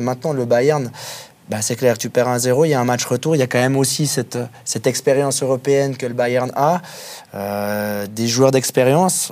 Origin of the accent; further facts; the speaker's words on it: Switzerland; en tant que Suisse